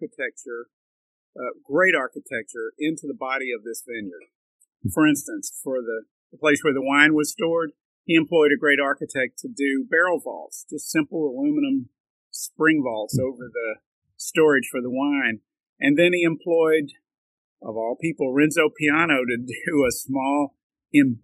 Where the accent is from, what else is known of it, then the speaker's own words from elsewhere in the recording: Mississippi, United States; also born or lived in New Orleans; I was from Mississippi.